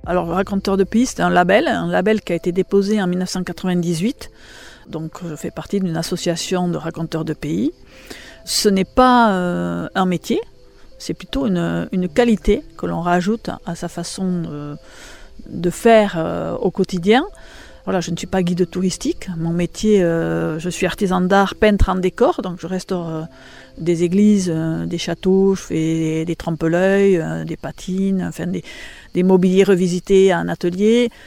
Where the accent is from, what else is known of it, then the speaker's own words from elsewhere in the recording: Biarritz, Nouvelle-Aquitaine, France; moved away as an adult; now in Saint-Martin-d'Arberoue, France; je ne suis pas native de Saint-Martin-d'Arberou, je suis native de Biarritz. Donc, je suis une fille, entre guillemets, de la côte.